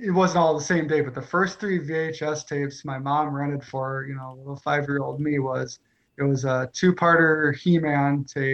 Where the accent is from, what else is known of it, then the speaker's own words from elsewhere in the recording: Northeast Iowa, United States; I grew up in Iowa, a very small town